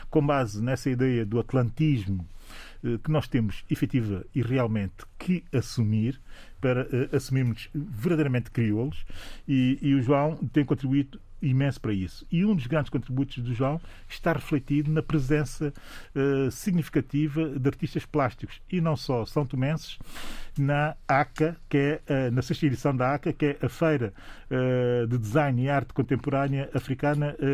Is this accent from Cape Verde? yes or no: yes; Santiago, Cape Verde; Sou de Santiago e é Zé de São Vicente.